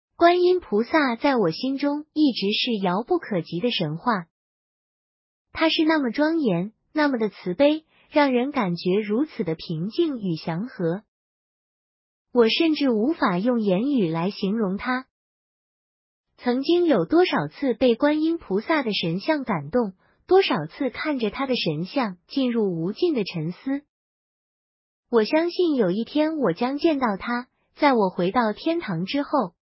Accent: Taiwan; 因为我生在台湾的闽南家庭，我会去庙宇拜拜，家人会烧纸钱给祖先

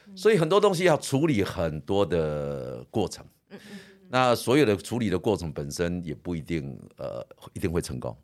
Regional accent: Chiayi County, Taiwan; 我们会在我的故乡逸竹乡的巴掌溪

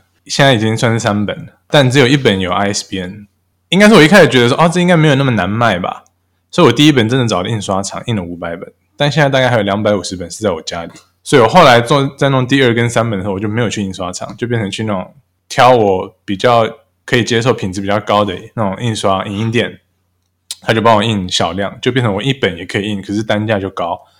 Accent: Saudi Arabia; now in Taiwan; 我是在沙烏地阿拉伯出生长大，所以我不太确定我要说我回到台湾还是我来到台湾

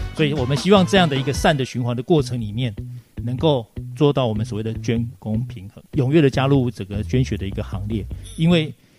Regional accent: Taiwan; 我们台湾人

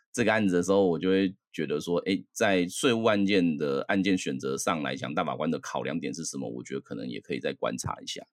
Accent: Taiwan; also born or lived in United States; 我后来隔年我就回台湾了啊

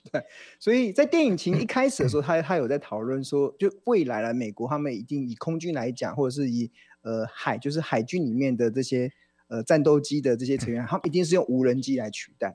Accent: Taiwan; 我们台湾人

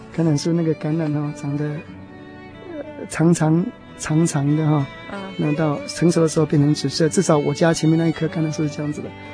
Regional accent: Taiwan; moved away as an adult; also born or lived in Taipei, Taiwan / New Jersey, United States / New York, United States; now in United States; 因为我是从移民县过来的，所以我心里有一个想法，就是要，我， 要回到故乡去看一看

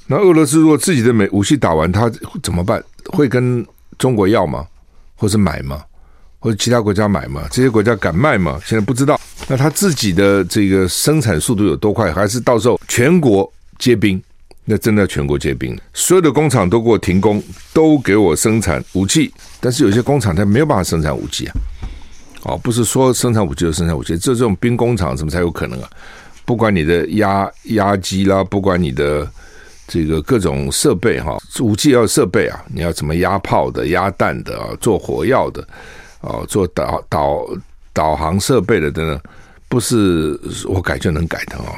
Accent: Taiwan; 我们台湾人

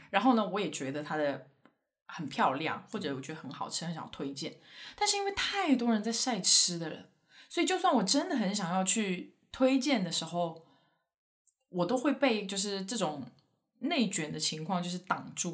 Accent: Sichuan, China; moved away; 作为一个四川人

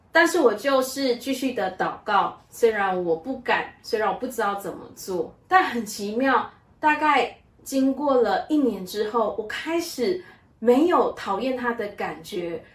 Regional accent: Malaysia; 我来自于马来西亚，在我的家中有四个兄弟姐妹，我的排行最小

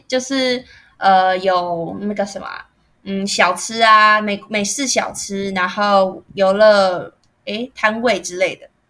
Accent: Taiwan; accent: Taiwanese; 我们台湾人

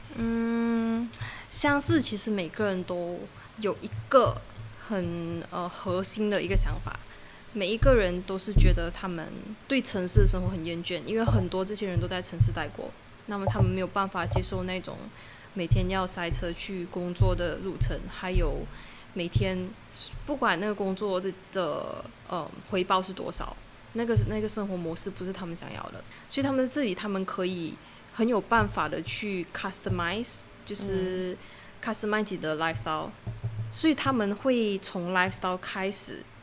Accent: Alor Setar, Kedah, Malaysia; moved away as an adult; now in Langkawi, Malaysia; 我的家乡是 Alostar， 就是一个小时半的 ferry 就可以到福楼交易

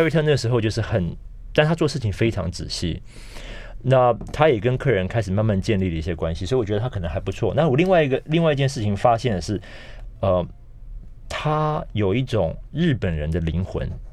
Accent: Taiwan; moved away as an adult; also born or lived in Beijing; 因为我们是台湾人

